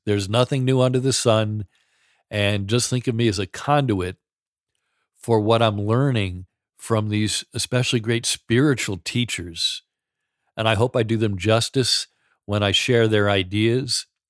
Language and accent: English; New York, United States; I grew up in New York, the son of an Irish Catholic father